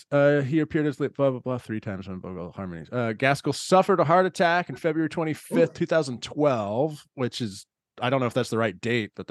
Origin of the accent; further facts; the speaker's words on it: Texas, United States; "Where are you guys? Where are you from?" I was like, "I'm from Texas." Like, you don't sound like you're from Texas.